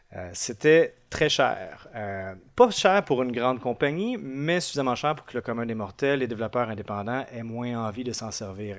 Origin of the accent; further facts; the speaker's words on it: Montreal region, Quebec, Canada; je suis un développeur Android de, la région de Montréal, au Québec